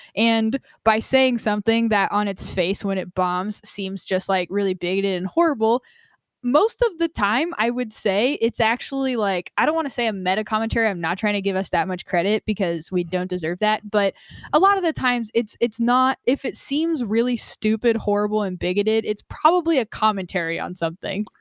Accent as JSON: {"language": "English", "region": "Vermont", "country": "United States", "tie": "born or raised there", "moved": "yes", "said": "I was born in Vermont, my family lives there, my mom and sister live there now"}